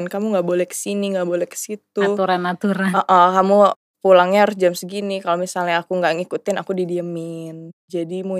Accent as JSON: {"language": "Indonesian", "country": "Indonesia", "tie": "born there", "said": "Beruntung sih aku lahir di Indonesia"}